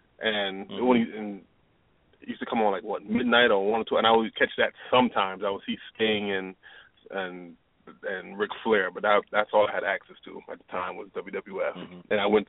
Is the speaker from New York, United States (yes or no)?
yes; New York City, New York, United States; moved away as an adult; also born or lived in North Carolina; being born and raised in Brooklyn